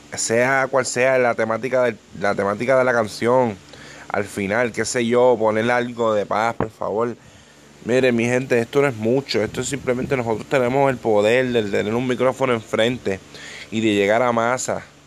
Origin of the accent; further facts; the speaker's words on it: Ponce, Puerto Rico; yo soy de Ponce, yo soy del, sur de, Puerto Rico